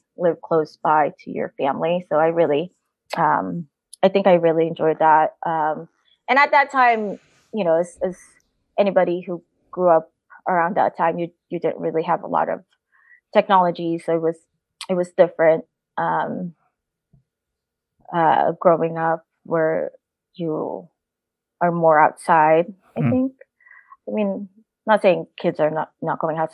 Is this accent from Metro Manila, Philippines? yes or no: no; Tanay, Calabarzon, Philippines; now in United States; We were from the same town in the Tanay, Rizal, in the Philippines